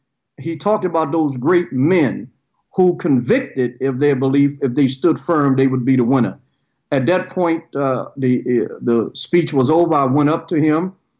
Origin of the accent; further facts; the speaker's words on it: Baltimore, Maryland, United States; I was born in Baltimore, Maryland, in the mid-50s. Telling my age